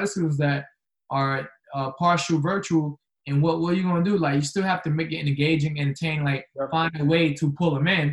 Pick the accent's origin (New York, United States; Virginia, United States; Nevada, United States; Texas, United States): New York, United States; New York City; now in Charlotte, United States; I'm from Queens, New York. So I grew up in Queens